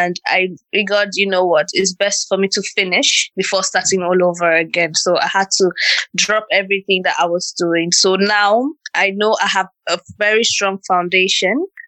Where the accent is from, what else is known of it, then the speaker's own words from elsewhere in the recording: Okpe, Edo, Nigeria; moved away; I'm from Nigeria and I'm from Akoko Edo State in a small town called Okpe